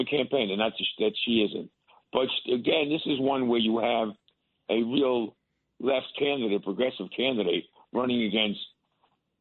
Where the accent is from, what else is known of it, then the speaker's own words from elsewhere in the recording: New York, United States; as a New Yorker